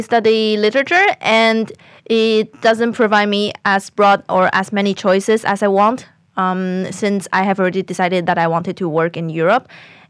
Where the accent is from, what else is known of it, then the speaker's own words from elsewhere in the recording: Taiwan; moved away as an adult; I'm from Taiwan. I just finished my bachelor here at BI.